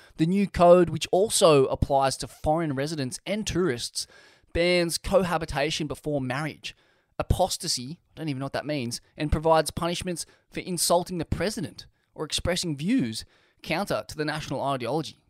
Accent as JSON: {"language": "English", "country": "Australia", "said": "being an Australian"}